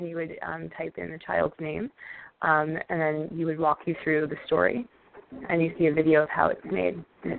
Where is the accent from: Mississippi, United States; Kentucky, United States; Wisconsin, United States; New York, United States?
New York, United States; New York City; I am a New Yorker.